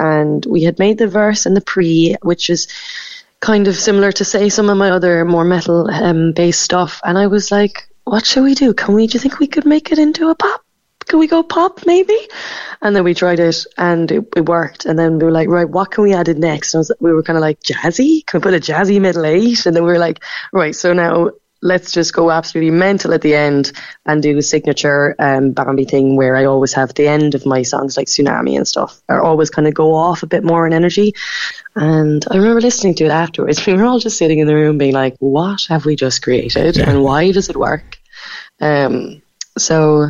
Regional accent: Macroom, Munster, Ireland; moved away as an adult; also born or lived in Cork / London; I'm from Macroom. I grew up in Raleigh

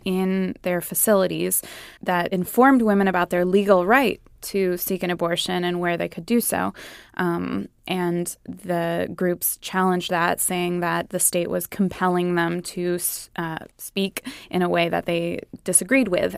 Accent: California, United States; moved away; my home state, California

